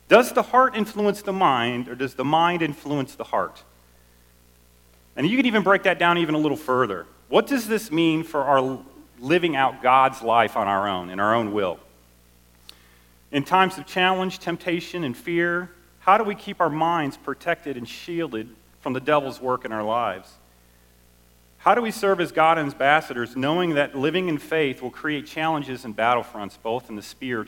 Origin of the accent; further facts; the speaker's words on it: Southwest Missouri, United States; also born or lived in Chicago; I was born in Chicago. I grew up in Southwest Missouri.